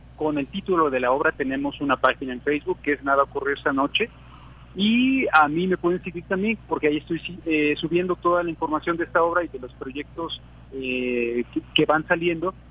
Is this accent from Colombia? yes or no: no; Veracruz, Mexico; nuestra cultura veracruzana